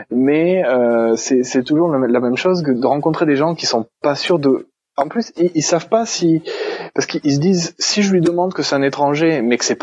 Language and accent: French; France; accent: French; dire quelques mots d'italien, d'espagnol, euh, de portugais que je connais, euh, je, cache assez bien mon accent français.